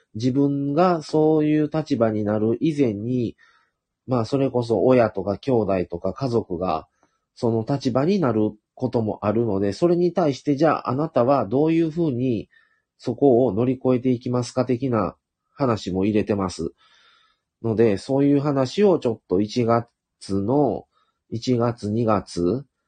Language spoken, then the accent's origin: Japanese; Shiga, Japan; 僕はもともと、あの、滋賀県生まれがあって